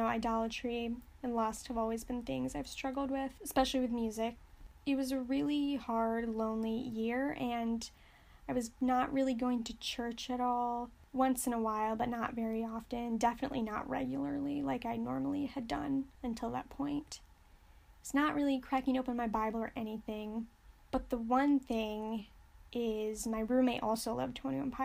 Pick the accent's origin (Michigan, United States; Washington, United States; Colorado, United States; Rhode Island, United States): Michigan, United States; I'm from Michigan